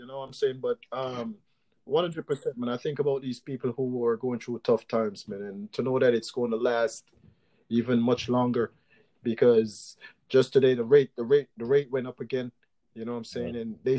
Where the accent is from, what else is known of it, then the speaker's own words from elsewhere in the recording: Jamaica; So the way I learned it was the way I grew up in Jamaica